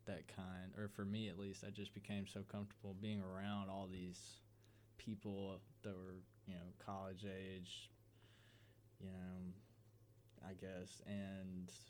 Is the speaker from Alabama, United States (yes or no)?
yes; Auburn, Alabama, United States; Henry and Kurt are both from Auburn, and I'm from Auburn